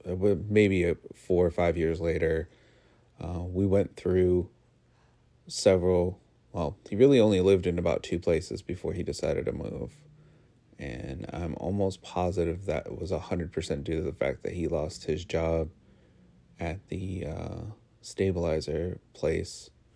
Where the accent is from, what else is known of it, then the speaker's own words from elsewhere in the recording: Connecticut, United States; every house in Connecticut where we grew up in Southern Connecticut, every home that you drive past is a multi-family house.